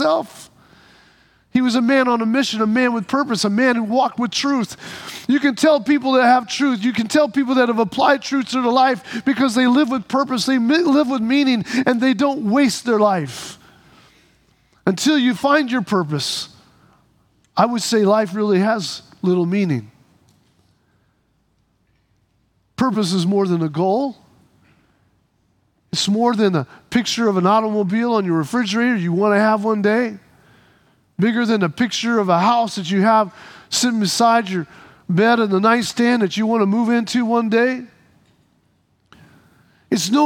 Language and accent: English; Midwest, United States; The little community we lived in where I was born in the Midwest had a little kiddie land in the park nearby, and that kiddie land had been there since I was a little kid